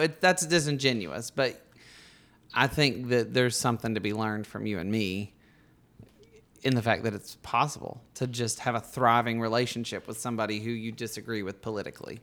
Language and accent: English; Bug Tussle, Alabama, United States; my hometown of Bug Tussle.